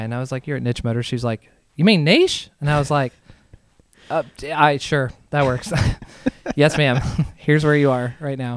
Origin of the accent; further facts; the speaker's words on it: Southern Indiana, United States; I'm from Southern Indiana, right across the river from like Louisville